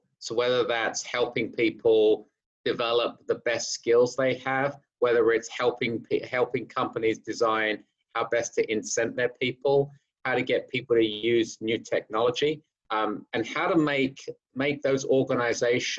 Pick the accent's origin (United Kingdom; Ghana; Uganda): United Kingdom; accent: British; moved away as an adult; also born or lived in London / Hertfordshire; now in New York City, United States; growing up in North London in some humble areas, and we moved out to the suburbs where the schools were better. We moved out in Hertfordshire